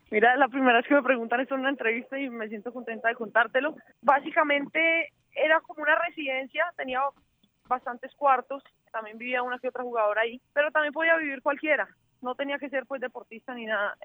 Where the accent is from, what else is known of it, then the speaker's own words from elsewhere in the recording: Cali, Valle del Cauca, Colombia; Yo soy caleña, 100% caleña.